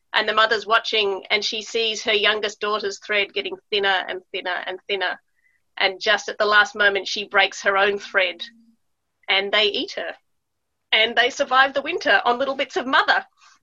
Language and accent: English; Melbourne, Victoria, Australia; also born or lived in United States / Italy; growing up in Australia, and I also was born in Melbourne, and then we moved to America for my early childhood, and we spent quite a lot of time in Italy, and then we moved back to Melbourne.